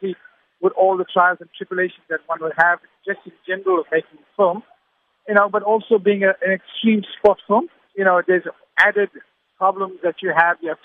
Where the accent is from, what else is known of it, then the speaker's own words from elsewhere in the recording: Durban, KwaZulu-Natal, South Africa; I'm from Durban. This is my hometown, and all the locations that I used to film, I used to play there as a kid